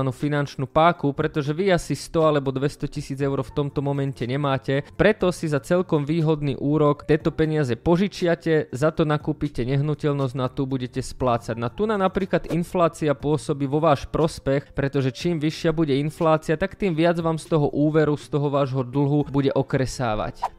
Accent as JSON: {"language": "Slovak", "country": "Slovakia"}